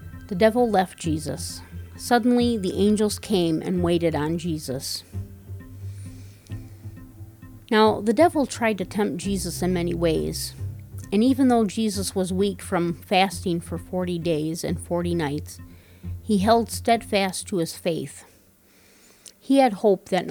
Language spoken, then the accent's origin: English; Wisconsin, United States; moved away as an adult; now in Minnesota, United States; Even though I am from Wisconsin, I have lived most of my adult life in Minnesota.